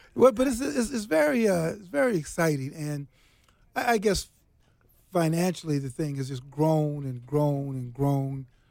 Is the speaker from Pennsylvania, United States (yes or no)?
no; Chicago, Illinois, United States; I'm from Chicago.